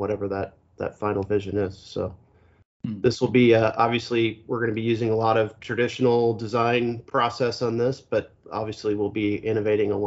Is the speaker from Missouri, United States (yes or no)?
yes; Kansas City, Missouri, United States; I'm from Kansas City, Missouri, so that's kind of in the middle of the country, and the golf isn't terribly good in where I grew up